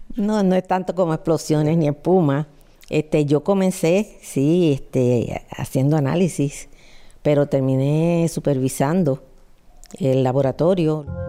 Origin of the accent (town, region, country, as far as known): Puerto Rico